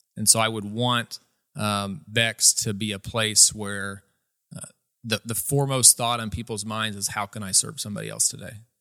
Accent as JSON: {"language": "English", "town": "Atlanta", "region": "Indiana", "country": "United States", "tie": "born or raised there", "said": "I grew up here in Atlanta, Indiana."}